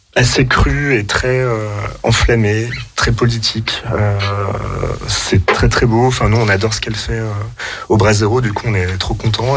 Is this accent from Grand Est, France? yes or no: no; Chambéry, Auvergne-Rhône-Alpes, France; also born or lived in Lyon; je viens de Chambéry